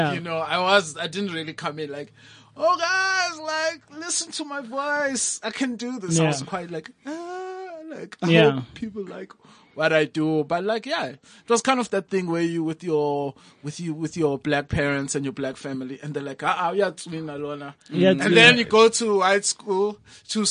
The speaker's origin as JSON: {"language": "English", "region": "Eastern Cape", "country": "South Africa", "tie": "born or raised there", "moved": "yes", "lives_now": "Johannesburg, South Africa"}